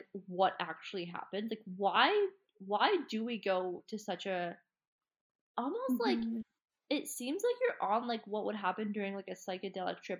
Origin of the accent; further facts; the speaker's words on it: Collingwood, Ontario, Canada; moved away as an adult; now in Bali, Indonesia; I grew up in, like near Collingwood area, but on Georgian Bay